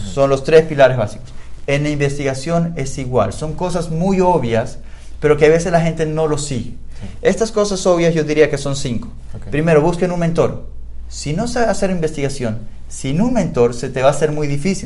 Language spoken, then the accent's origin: Spanish; Ecuador; moved away; como eh, ecuatoriano